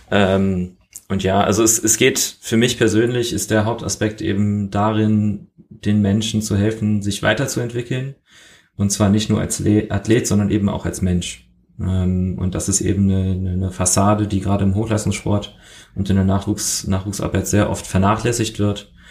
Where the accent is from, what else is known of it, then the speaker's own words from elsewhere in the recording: Germany; accent: German; ich habe ich hab sehr lange, sehr hart dran gearbeitet, meinen deutschen Akzent loszuwerden.